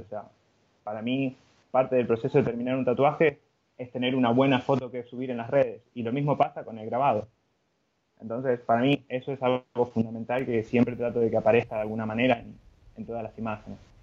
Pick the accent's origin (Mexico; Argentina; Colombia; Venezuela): Argentina; Buenos Aires; yo, soy de Buenos Aires, Argentina